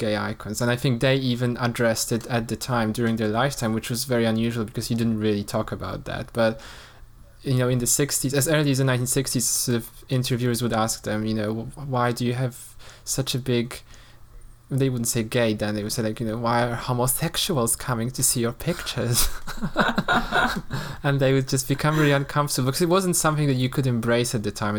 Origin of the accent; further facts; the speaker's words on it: Poland; moved away; I grew up in Poland, and, you know, in a quite a conservative environment